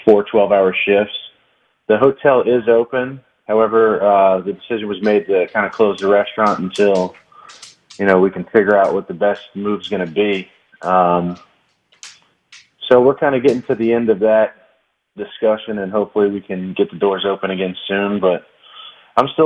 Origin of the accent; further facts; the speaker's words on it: Houma, Louisiana, United States; I grew up in Houma